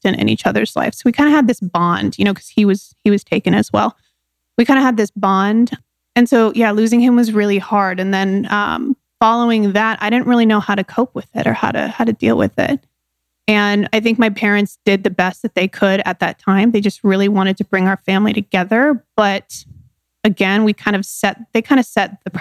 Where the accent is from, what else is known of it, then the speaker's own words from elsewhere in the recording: San Diego, California, United States; I was born in San Diego, California.